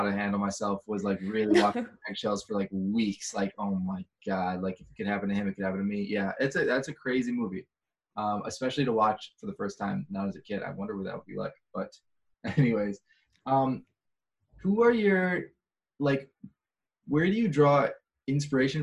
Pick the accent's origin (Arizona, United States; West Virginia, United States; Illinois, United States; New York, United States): Illinois, United States; Chicago; now in Los Angeles, United States; I'm from Chicago